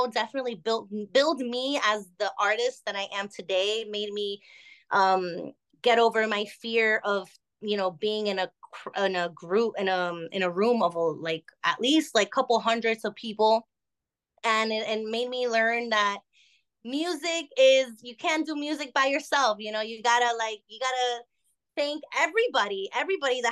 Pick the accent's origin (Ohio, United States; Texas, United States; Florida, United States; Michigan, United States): Florida, United States; Miami; also born or lived in Barquisimeto, Venezuela; I was basically raised here. I've always lived in Miami all my years.